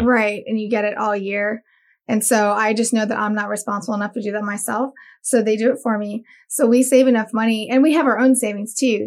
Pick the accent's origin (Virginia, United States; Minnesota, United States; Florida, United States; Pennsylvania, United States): Florida, United States; Daytona Beach; also born or lived in Miami; I was born in Miami and raised in Daytona.